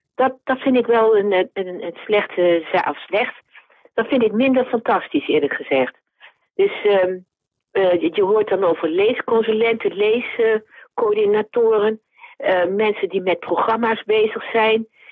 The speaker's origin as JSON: {"language": "Dutch", "town": "Zwolle", "region": "Overijssel", "country": "Netherlands", "tie": "born or raised there", "said": "Ik ben een eh, blauwvinger. Dus ik ben geboren in Zwolle en ik woon er nog steeds."}